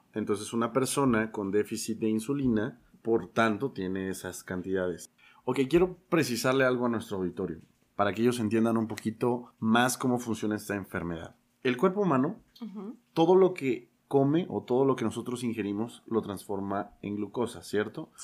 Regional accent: Mexico; tenemos como mexicanos muchos factores

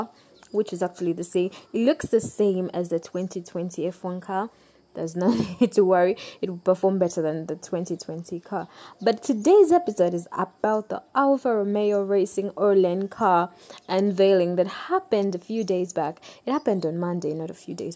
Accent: Uganda; I come from Uganda. I love Uganda.

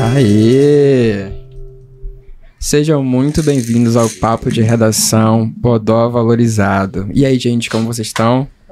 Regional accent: Pará, Brazil; eu, como paraense

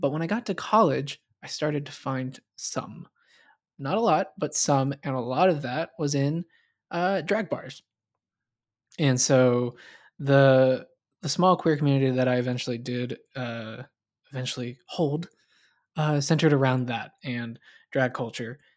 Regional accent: the South, United States; I grew up in the South

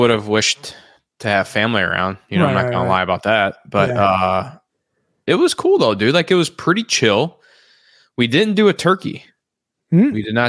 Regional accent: Missouri, United States; We are from Missouri.

